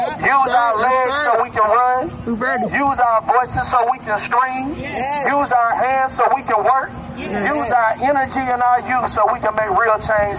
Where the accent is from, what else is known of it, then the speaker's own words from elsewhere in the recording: Monroe, Georgia, United States; I'm born and raised in Monroe, Georgia.